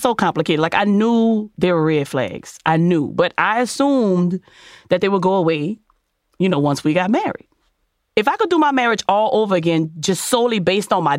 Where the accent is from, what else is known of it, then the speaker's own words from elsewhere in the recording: New Orleans, Louisiana, United States; I'm from New Orleans. I'm from New Orleans